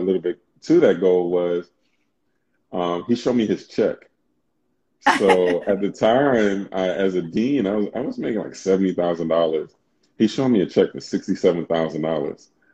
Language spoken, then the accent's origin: English; New York City, New York, United States; moved away as an adult; also born or lived in California; grew up in Brooklyn. I'm from Brooklyn.